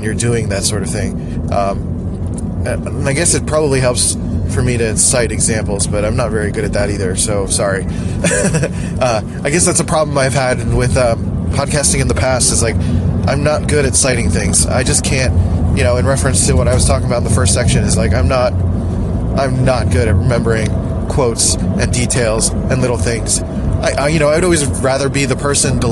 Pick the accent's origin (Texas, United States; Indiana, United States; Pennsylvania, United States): Pennsylvania, United States; Philadelphia; Philly, my hometown